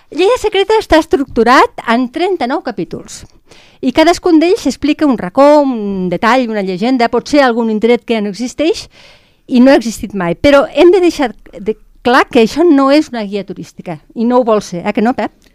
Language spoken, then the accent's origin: Catalan; Lleida, Catalonia, Spain; els que som de Lleida